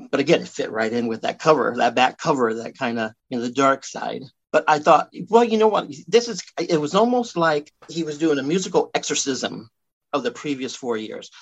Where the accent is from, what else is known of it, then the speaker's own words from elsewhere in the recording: Iowa, United States; also born or lived in Miami, Florida; I was born in Miami, Miami, Florida, and we lived in Hialeah, which is like a suburb of Miami, till I was probably seven. You know, maybe the year I turned eight. You know, that's when they separated. But then once they separated, they decided my mom would move back here to Iowa